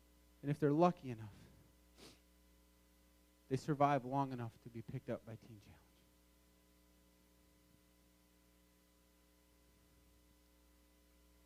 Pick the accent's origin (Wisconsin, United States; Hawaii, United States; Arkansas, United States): Wisconsin, United States; moved away; also born or lived in Michigan; I grew up in Wisconsin